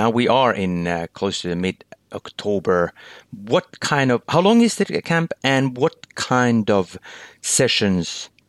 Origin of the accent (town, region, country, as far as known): Finland